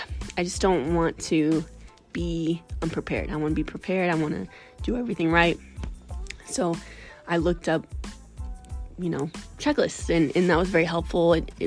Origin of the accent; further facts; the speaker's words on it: Missouri, United States; also born or lived in Florida; So I'm from Missouri, and I made a pit stop moving from Florida. And I moved all my household goods to Missouri, to my parents' house, before I moved out here.